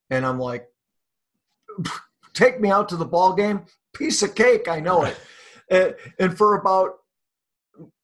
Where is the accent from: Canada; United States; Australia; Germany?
United States; Bellwood, Illinois; also born or lived in Westchester, Illinois; I grew up in the town of Bellwood.